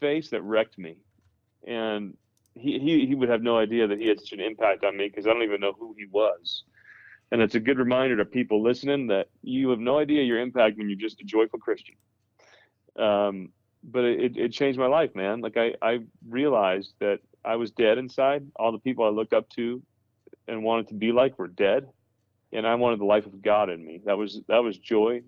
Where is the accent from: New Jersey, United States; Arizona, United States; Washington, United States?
New Jersey, United States; I grew up in New Jersey and, with a good Catholic family